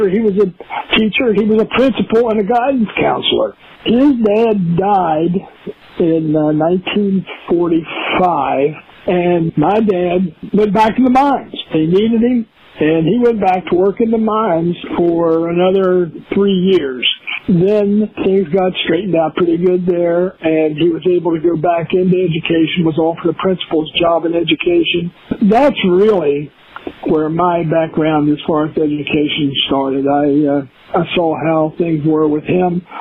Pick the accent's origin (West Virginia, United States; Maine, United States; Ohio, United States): West Virginia, United States; Philippi; Yeah, I, I grew up in a uh, small college town, Philippi, West Virginia. Alderson Broaddus is the uh, college there. With my dad, it was a little bit of a mixed background. The family owned a coal mine, and dad worked in the mines in high school